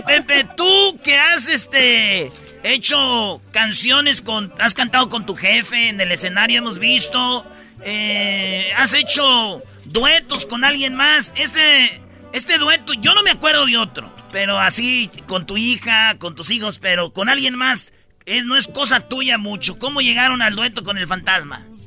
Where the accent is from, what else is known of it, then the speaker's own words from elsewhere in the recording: Michoacán, Mexico; now in Los Angeles, United States; yo vengo de Michoacán, de un rancho